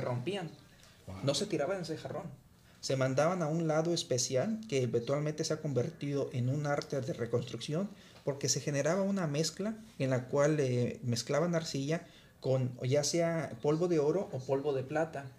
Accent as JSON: {"language": "Spanish", "region": "Guanajuato", "country": "Mexico", "tie": "born or raised there", "moved": "as an adult", "lives_now": "United States", "said": "viajo regularmente a mi ciudad natal, la tierra Guanajuato"}